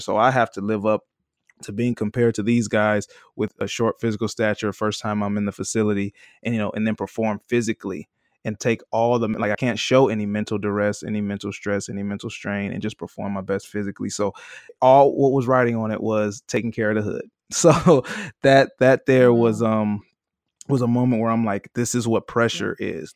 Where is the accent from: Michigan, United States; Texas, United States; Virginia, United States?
Michigan, United States; Detroit; I'm from Detroit, Michigan.